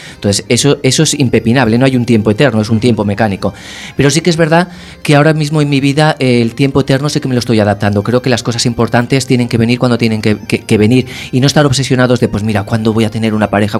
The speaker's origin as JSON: {"language": "Spanish", "town": "Castellón de la Plana", "region": "Valencian Community", "country": "Spain", "tie": "born or raised there", "also_born_or_lived": "Madrid", "moved": "as an adult", "lives_now": "A Coruña, Spain", "said": "no soy de Coruña. Yo nací en Castellón. Eh, con 18 me fui a vivir a Madrid"}